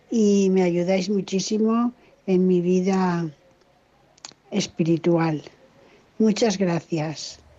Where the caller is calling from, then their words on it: Valencia, Valencian Community, Spain; de Valencia y os quiero felicitar por el cumpleaños de Radio María